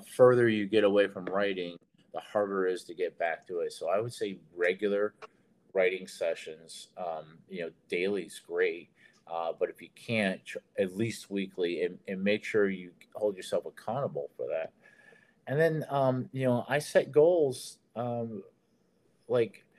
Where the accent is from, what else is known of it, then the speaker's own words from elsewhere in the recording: Detroit, Michigan, United States; moved away; also born or lived in Nashville; I'm from Detroit, and I was in the Army, and I ended up in Nashville